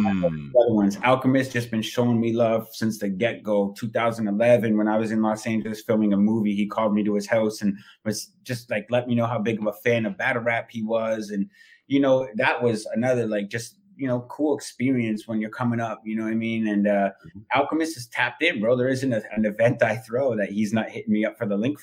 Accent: Toronto, Ontario, Canada; I'm from Toronto

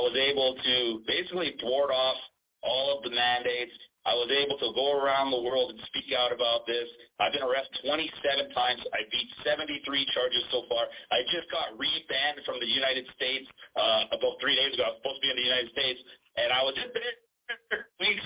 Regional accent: Toronto, Ontario, Canada; now in Bogota, Colombia; I'm hailed from Toronto, Ontario, Canada. I was born and raised there

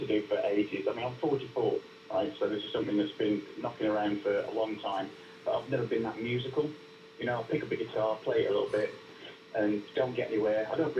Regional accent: Walsall, West Midlands, United Kingdom; Yeah, I used to live in Walsall when I was a kid, so my accent is a lot thicker then.

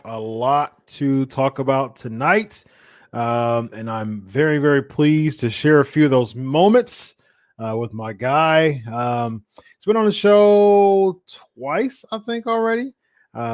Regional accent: Columbus, Ohio, United States; I'm from Columbus, Ohio

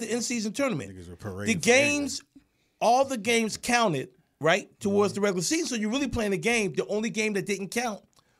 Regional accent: Philadelphia, Pennsylvania, United States; I'm from the hilltop.

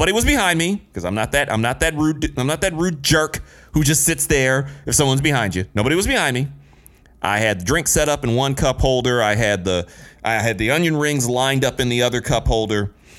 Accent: Midwest, United States; I'm from the Midwest. It's pop, not soda, damn it.

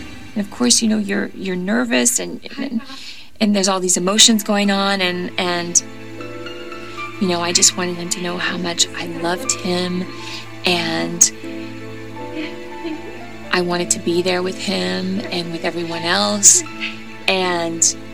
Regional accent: the South, United States; I am from the South.

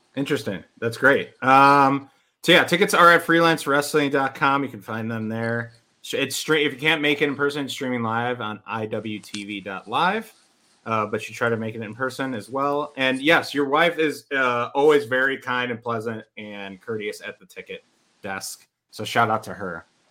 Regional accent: west suburb of Chicago, Illinois, United States; I'm from a west suburb, but I lived in the city for like eight eight ish years, maybe more

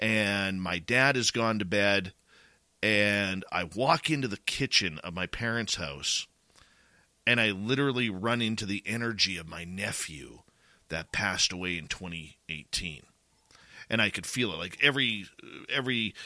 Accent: Abbotsford, British Columbia, Canada; moved away; my hometown of Abbotsford, British Columbia

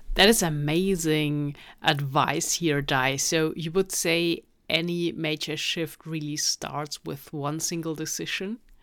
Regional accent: Germany; I'm from Germany

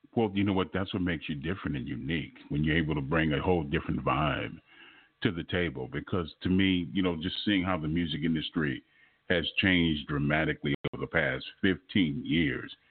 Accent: Los Angeles, California, United States; moved away; I'm originally from Los Angeles

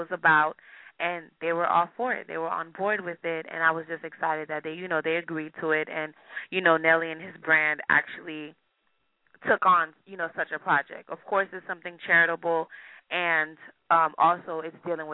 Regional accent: Miami, Florida, United States; now in California, United States; My parents are both from Haiti, and I was born and raised in Miami

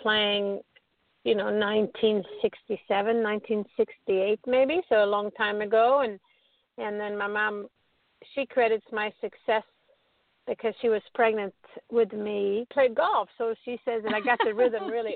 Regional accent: Stockholm, Stockholm County, Sweden; growing up in Stockholm, Sweden.

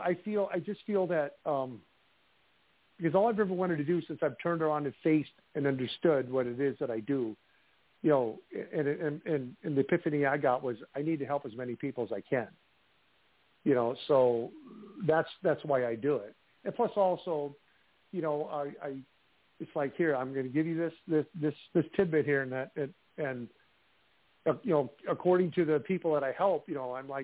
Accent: Iowa, United States; from my home state of Iowa

